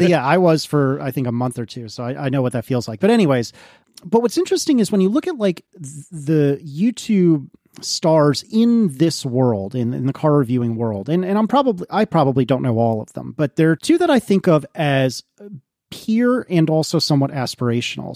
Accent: United States; I'm American

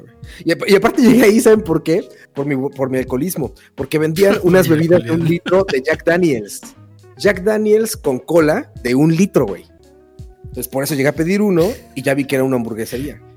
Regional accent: Mexico; moved away; vengo de México

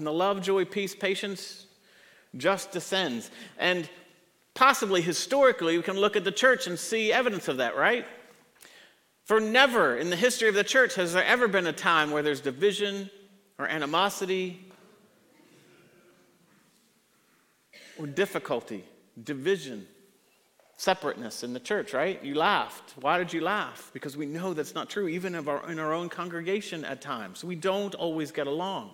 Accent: Redlands, California, United States; also born or lived in Tennessee; now in Roswell, United States; When I was a boy, I grew up in Southern California, a little town called Redlands, California, San Bernardino County

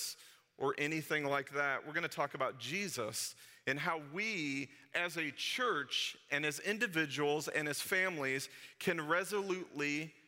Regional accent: St. Louis, Missouri, United States; when I was a kid and growing up in St. Louis

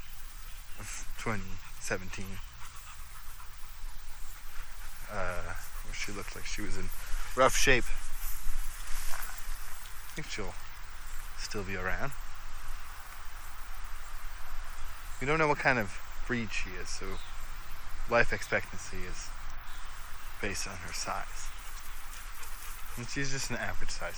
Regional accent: Brampton, Ontario, Canada; also born or lived in Georgetown; My studio is still in Brampton, even though I was born in Brampton. Sometimes I feel like my heart's in Brampton.

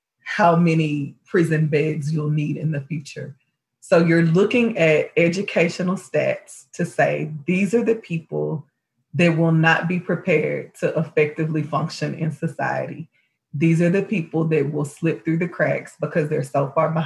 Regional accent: Houston, Texas, United States; I'm from Houston

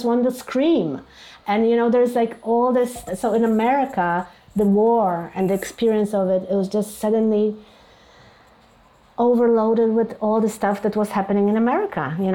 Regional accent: Poland; moved away as an adult; also born or lived in New York, United States; now in Warsaw, Poland; I'm a Polish artist

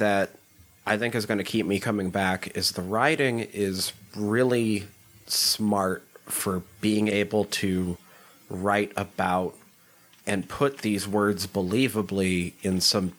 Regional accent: small town Montana, United States; also born or lived in Dillon, Montana; I am from small town Montana. Very small town. Much smaller than Letterkenny.

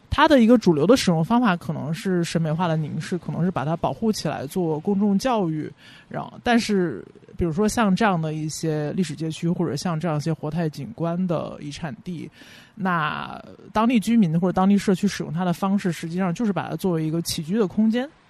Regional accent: Beijing, China; 我自己算是半个北京人，因为我 不，没有在二环长大，但是也算在北京长大

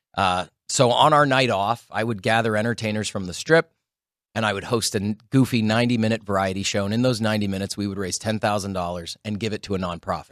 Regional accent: Sault Ste. Marie, Ontario, Canada; now in Las Vegas, United States; the Sault Ste. Marie Greyhounds. They're in my hometown

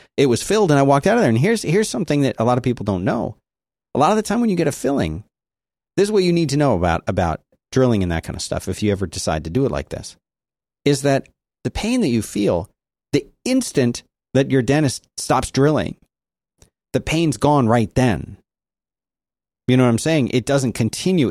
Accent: Philadelphia, Pennsylvania, United States; my hometown, Philadelphia

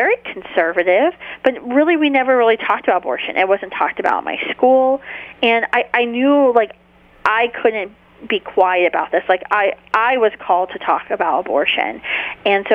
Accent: near Wheeling, northern West Virginia, United States; moved away as an adult; also born or lived in Charleston, West Virginia / Washington, D.C.; I'm originally from northern West Virginia, near Wheeling, West Virginia, actually not too far from Franciscan University of Steubenville, and that's where I grew up

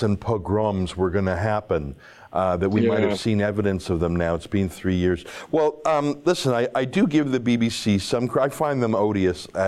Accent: Canada; I'm a nobody from Canada.

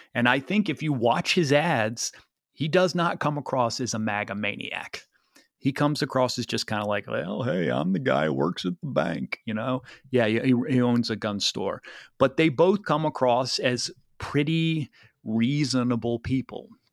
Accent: North Carolina, United States; moved away; I'm from the South

